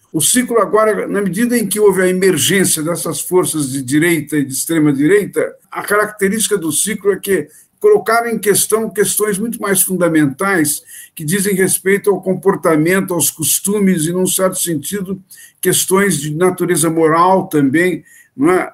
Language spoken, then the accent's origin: Portuguese; Brazil; nós brasileiros